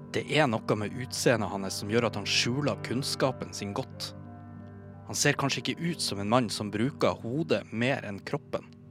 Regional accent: Bodø, Nordland, Norway; now in Oslo, Norway; Jeg er oppvokst i Bodø, byen som denne historien foregår i.

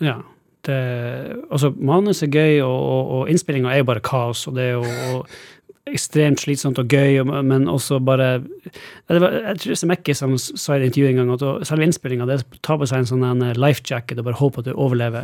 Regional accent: Alta, Finnmark, Norway; moved away as an adult; now in Los Angeles, United States; jeg vokste opp i Norge og Alta

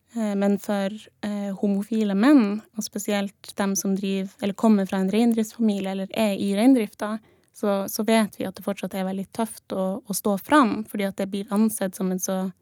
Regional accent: Troms, Norway; jeg er fra Sør-Troms, for mm. jeg har på meg Sør-Troms-kofte.

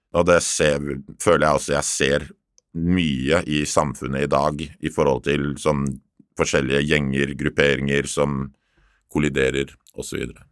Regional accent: Oslo, Norway; Jeg er oppvokst midt i Oslo by, Torshov-gutt

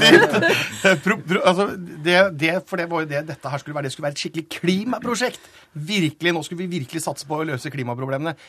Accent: Telemark, Norway; jeg kommer fra Telemark

